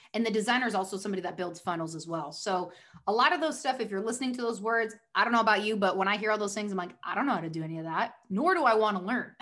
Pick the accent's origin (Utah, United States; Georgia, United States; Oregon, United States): Oregon, United States; moved away as an adult; also born or lived in Newport Beach, California; now in Southern California, United States; I was born in Newport Beach, moved up to Oregon, basically lived there my whole life